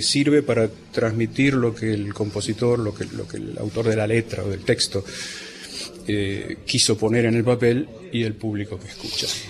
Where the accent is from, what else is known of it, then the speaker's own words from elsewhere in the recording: Buenos Aires, Argentina; moved away as an adult; Nací en el barrio de Caballito